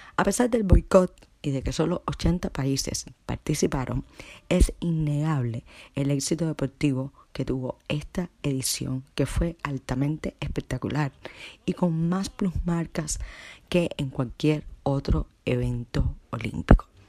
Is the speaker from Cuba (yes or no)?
yes; Cuba; mi tierra querida, Cuba